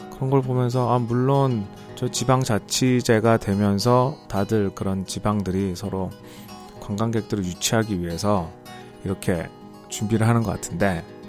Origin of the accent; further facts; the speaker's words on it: Seoul, South Korea; moved away; 저는 원래 완전히 서울 사람인데